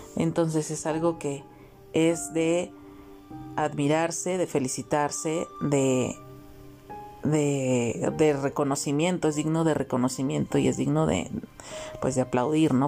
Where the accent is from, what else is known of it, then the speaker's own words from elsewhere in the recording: Mexico; mi país México, porque yo transmito desde México, yo soy mexicana.